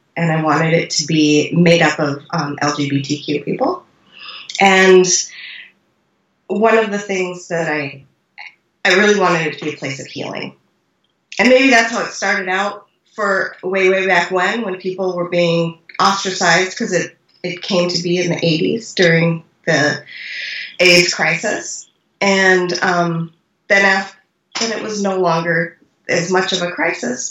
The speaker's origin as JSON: {"language": "English", "region": "North Dakota", "country": "United States", "tie": "born or raised there", "moved": "yes", "lives_now": "Iowa, United States", "said": "communities where I grew up in North Dakota"}